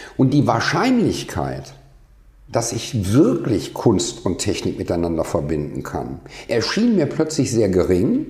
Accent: Rhineland, Germany; ich komme aus dem Rheinland

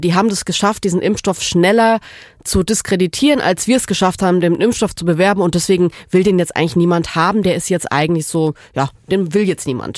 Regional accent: Southern Germany, Germany; now in Berlin, Germany; ich komme aus Süddeutschland, bei uns gibt's die Kehrwoche.

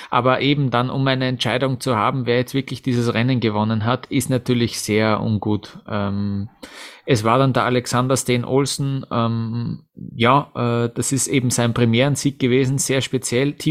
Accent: Austria; auch die erste Abfahrt von Kitzbühel bleibt mir natürlich als, äh, als, ja, als Österreicher in Erinnerung

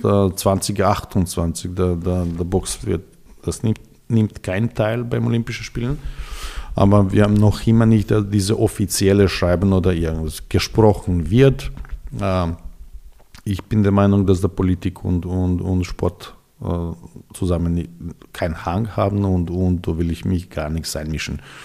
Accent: Belgrade, Serbia; first language Serbian; German is a second language; moved away as an adult; also born or lived in Austria; now in Vienna, Austria; Ich bin geboren in Belgrad, in Serbien

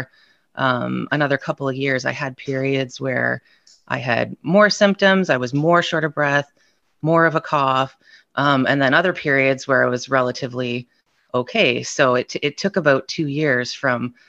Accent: Ontario, Canada; I'm from Ontario, Canada.

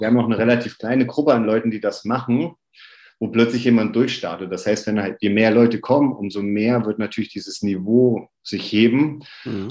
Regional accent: near Oberhof, Thuringia, Germany; ich komme aus der Nähe von Oberhof

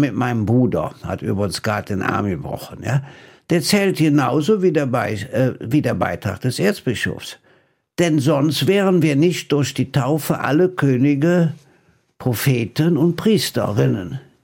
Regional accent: Rhineland, Germany; als Rheinländer

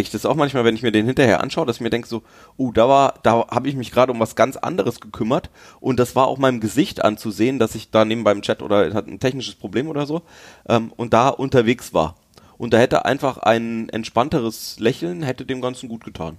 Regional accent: Franconia, Bavaria, Germany; Ich bin in Franken aufgewachsen

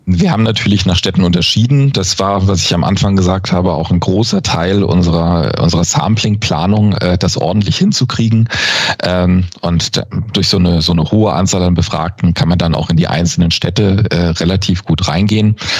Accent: Nuremberg, Bavaria, Germany; als Nürnberger könnte man es mir übel nehmen

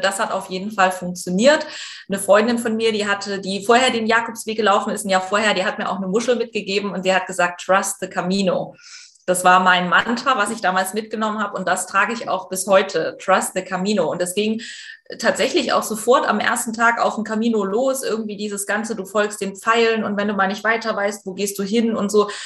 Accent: East Germany, Germany; ich komme aus Ostdeutschland und ich bin atheistisch erzogen

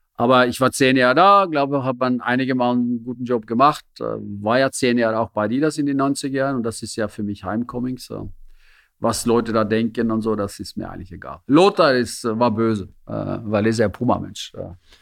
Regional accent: Norway; German is a second language; moved away as an adult; also born or lived in Zürich, Switzerland; now in Germany; ich bin ein Norweger

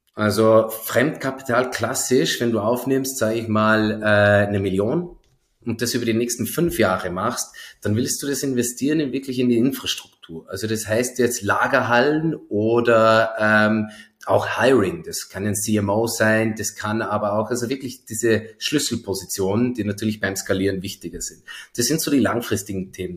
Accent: Zell am See, Salzburg, Austria; now in Berlin, Germany; Bin ja aus Zell am See ursprünglich, also gar nicht ah. so weit her

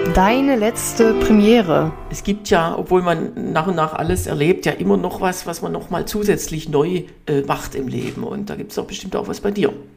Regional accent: Hohenlohe, Baden-Württemberg, Germany; now in Berlin, Germany; ich komme ja auch, auch aus Hohenlohe

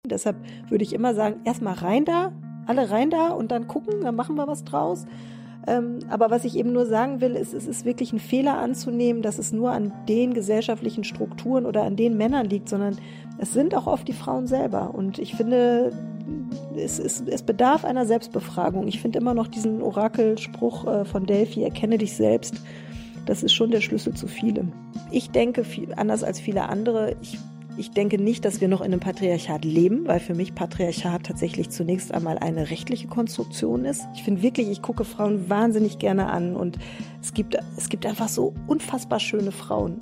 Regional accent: Ochtrup, North Rhine-Westphalia, Germany; moved away as an adult; also born or lived in Münster; now in Berlin, Germany; Ich komme aus Nordrhein-Westfalen. Äh, ich bin in Münster geboren, bin in Ochtrup zur Schule gegangen

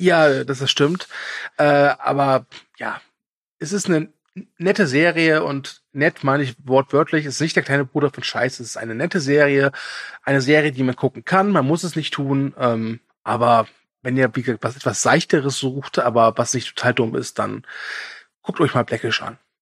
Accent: Germany; als Deutscher

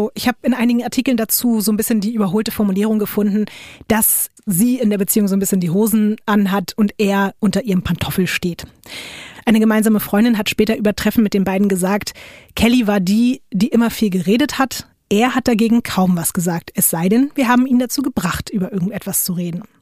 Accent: Duisburg, North Rhine-Westphalia, Germany; Ich komme aus Duisburg.

